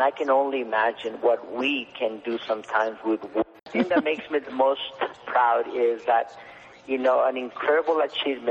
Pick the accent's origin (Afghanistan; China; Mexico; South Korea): Mexico; moved away as an adult; now in United States; I was from Mexico